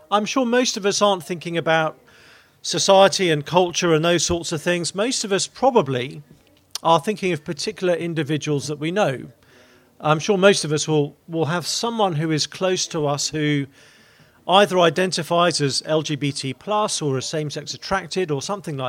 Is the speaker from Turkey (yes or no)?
no; Maidenhead, South East England, United Kingdom; From a town called Maidenhead in Berkshire, which is a bit to the west of London